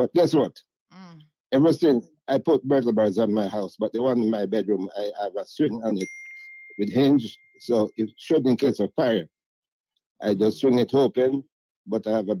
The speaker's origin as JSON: {"language": "English", "country": "Jamaica", "moved": "yes", "lives_now": "Cayman Islands", "said": "he know for years that I did welding before I came from Cayman, from Jamaica, come to Cayman."}